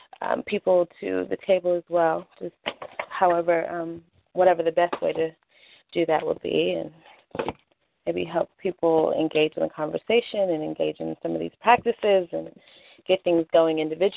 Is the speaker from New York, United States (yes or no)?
yes; Rochester, New York, United States; also born or lived in San Diego / Las Vegas / North Carolina / Washington D.C.; I am originally from Rochester, New York. I've lived in San Diego, Vegas, North Carolina, D.C., Philly, Pennsylvania